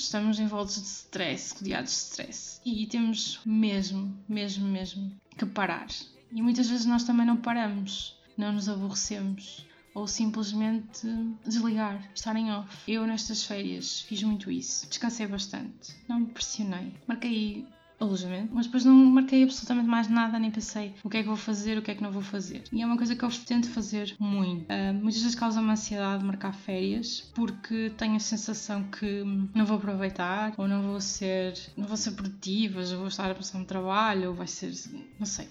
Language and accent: Portuguese; Porto, Norte, Portugal; now in Albergaria-a-Velha, Portugal; eu sou do Porto, nasci no Porto. Neste momento estou a morar em Albergaria Velha e trabalho em Anadia